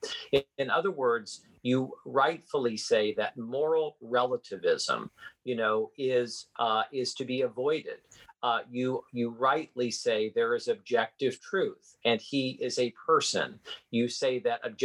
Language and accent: English; Midwest, United States; now in Washington, D.C., United States; I was born and raised in the Midwest